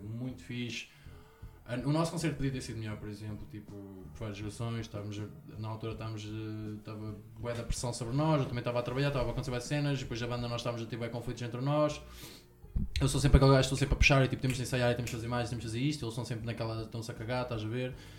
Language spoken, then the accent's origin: Portuguese; Ortiga, Centro, Portugal; also born or lived in Lisbon; Sou aqui de Ortiga, aqui perto.